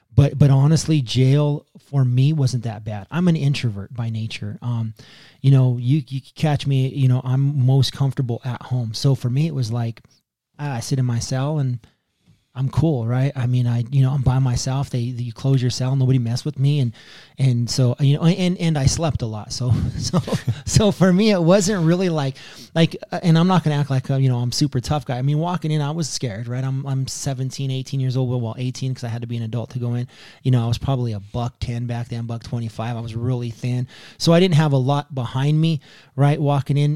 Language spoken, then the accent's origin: English; Pueblo, Colorado, United States; moved away as an adult; also born or lived in San Diego; I was raised on the Lower East Side of Pueblo